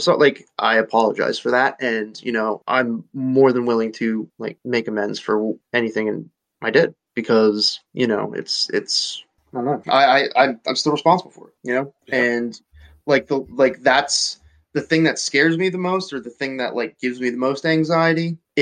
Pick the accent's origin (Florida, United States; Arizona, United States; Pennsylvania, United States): Pennsylvania, United States; Nazareth; moved away as an adult; also born or lived in Reading, Pennsylvania; I came from Nazareth, went to a, like very wealthy, like I went to school, like college with very wealthy people